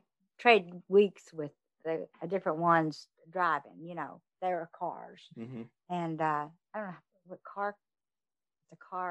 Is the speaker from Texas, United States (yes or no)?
yes; Fort Worth, Texas, United States; I grew up over in the Polly area.